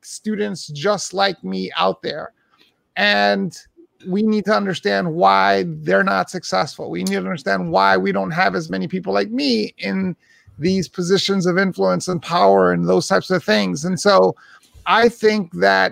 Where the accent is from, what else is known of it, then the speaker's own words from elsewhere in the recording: New York City, New York, United States; I was born and raised in Hell's Kitchen, New York, back in the 70s and 80s